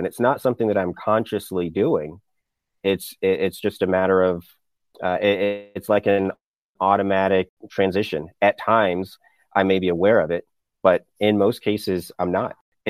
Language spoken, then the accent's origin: English; North Carolina, United States; accent: Southern twang; I grew up in the South, in North Carolina. So, of course, my Southern twang is going to come out if I'm talking to my parents.